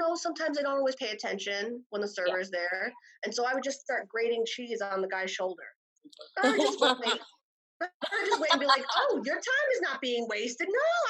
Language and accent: English; New Jersey, United States; I'm from New Jersey.